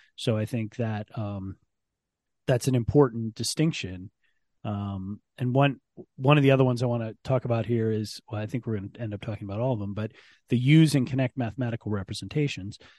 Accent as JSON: {"language": "English", "town": "Ann Arbor", "region": "Michigan", "country": "United States", "tie": "born or raised there", "also_born_or_lived": "Penn State", "moved": "yes", "said": "I grew up in Ann Arbor as a Michigan football person."}